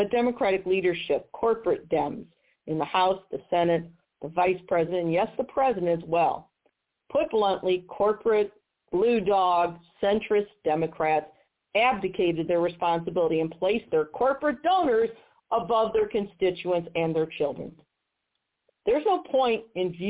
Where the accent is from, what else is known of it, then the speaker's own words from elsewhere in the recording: Missouri, United States; my home state of Missouri